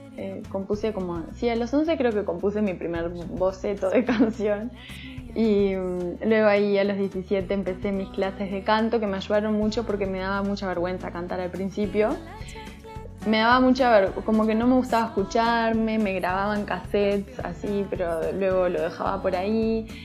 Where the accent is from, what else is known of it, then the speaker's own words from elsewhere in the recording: Montevideo, Uruguay; now in Mexico City, Mexico; Soy de Montevideo, Uruguay, que es la capital de Uruguay. Em, Vivo en Ciudad de México.